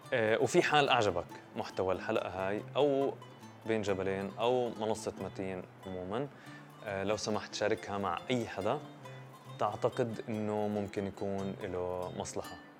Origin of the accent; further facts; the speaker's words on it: Palestine; إحنا بنشوف كفلسطينيين